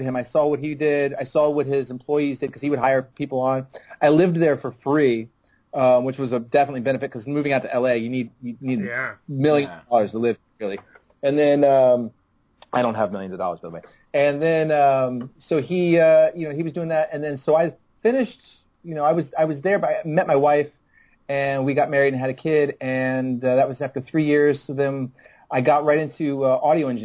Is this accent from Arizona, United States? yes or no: no; Annapolis, Maryland, United States; moved away as an adult; also born or lived in Silver Spring, Maryland / Los Angeles; I was born in Maryland, actually in Silver Spring, Maryland, and then I grew up in Annapolis